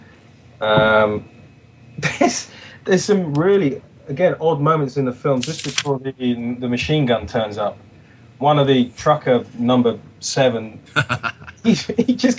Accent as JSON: {"language": "English", "country": "United Kingdom", "said": "being British"}